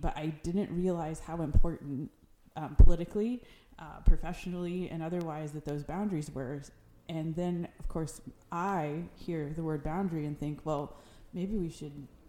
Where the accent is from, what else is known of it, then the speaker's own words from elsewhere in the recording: Rensselaer, Indiana, United States; Jasper County, where I think of my hometown. Yes, I have a lot of pride in Rensselaer